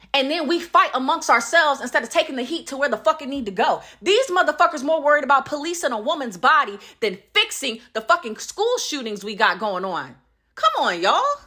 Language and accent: English; North Carolina, United States; now in Georgia, United States; my home state hasn't jumped on it 'cause I'm from North Carolina.